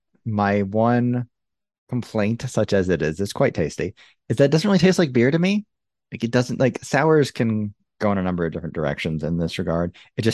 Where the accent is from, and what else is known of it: United States; accent: American; also born or lived in Salt Lake City, Utah